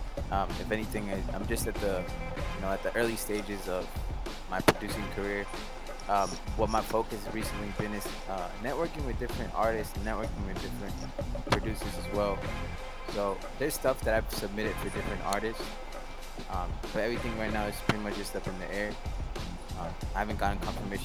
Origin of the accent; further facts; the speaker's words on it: San Antonio, Texas, United States; I'm a producer from San Antonio